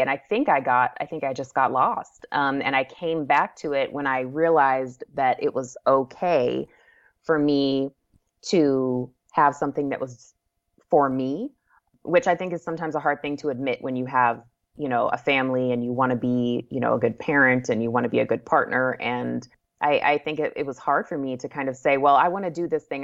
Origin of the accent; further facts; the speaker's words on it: Anchorage, Alaska, United States; moved away as an adult; also born or lived in Wichita, Kansas; now in San Antonio, United States; I moved to Anchorage. We were there from the time I was about three until, you know, m, many, many years later when I got married and moved away. So, yeah, so I grew up there